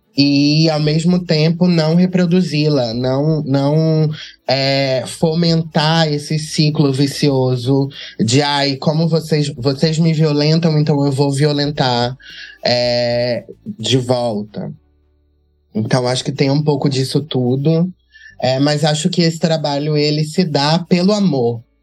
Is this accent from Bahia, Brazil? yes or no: yes; Catu, Bahia, Brazil; Eu, eu sou de Catu, que é uma cidade no, na região metropolitana de Salvador